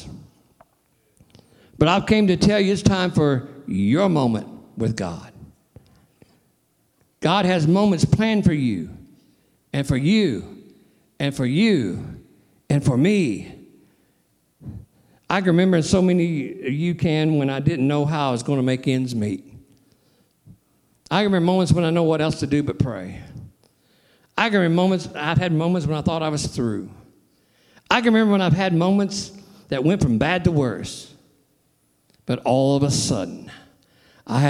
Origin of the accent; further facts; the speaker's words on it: Sikeston, Missouri, United States; I'm from Sykeston. I love Sykeston. It's my hometown.